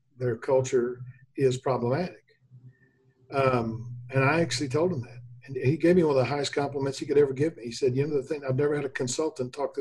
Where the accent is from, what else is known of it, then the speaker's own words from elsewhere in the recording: Memphis, Tennessee, United States; I grew up in Memphis